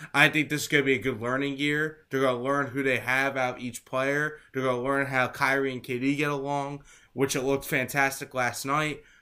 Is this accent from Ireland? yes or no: no; Sewell, New Jersey, United States; I am from Sewell, New Jersey